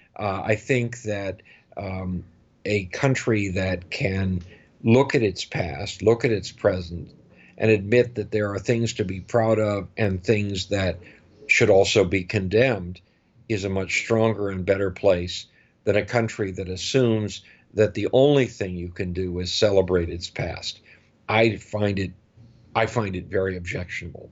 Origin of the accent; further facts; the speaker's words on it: United States; as an American